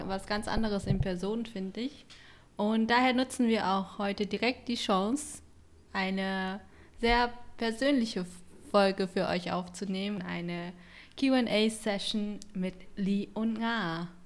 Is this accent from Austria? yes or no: no; Haiphong, Vietnam; moved away; Ich bin auch gar nicht so weit weg von äh, Halong geboren, also ich bin aus Haiphong.